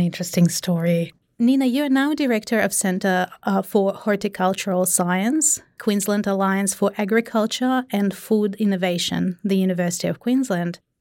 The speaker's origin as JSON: {"language": "English", "country": "Russia", "said": "me being Russian"}